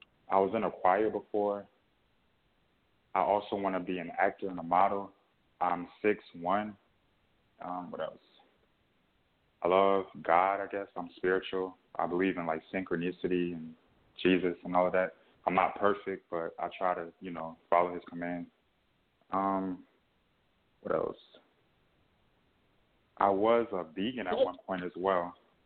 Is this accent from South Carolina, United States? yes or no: yes; South Carolina, United States; also born or lived in Niagara Falls, New York; Well, I'm 20 years old. I'll be 21 November 21st. I was raised in South Carolina, but I was born in Niagara Falls, New York. I am one of six siblings, so we grew up under the same roof in South Carolina.